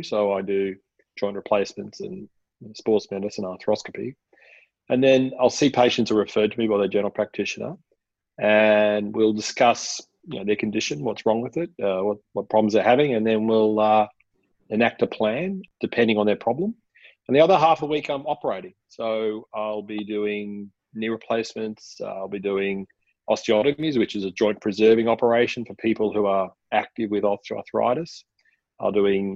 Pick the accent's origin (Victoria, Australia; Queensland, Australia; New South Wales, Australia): Queensland, Australia; Gold Coast; I grew up on the Gold Coast